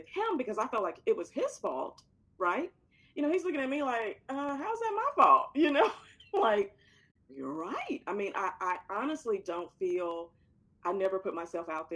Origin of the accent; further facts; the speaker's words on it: Florence, Alabama, United States; moved away; I came from an environment, a small Alabama town. And I have to say this, I love my Alabama town, Florence, Alabama